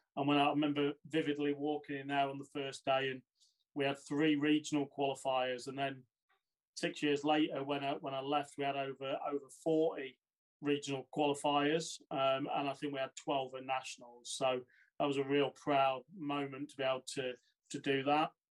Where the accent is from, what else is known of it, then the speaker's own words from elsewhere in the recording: Boston, East Midlands, United Kingdom; moved away; originally, uh, I'm from Lincolnshire, so I started a small town, uh, Boston